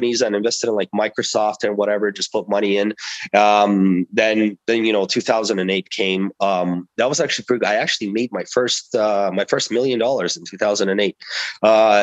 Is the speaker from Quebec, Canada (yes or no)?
no; Toronto, Ontario, Canada; also born or lived in Russia; I grew up in Toronto. I am from an immigrant family. We immigrated to Toronto when I was 12 years old from Russia, and I grew up there.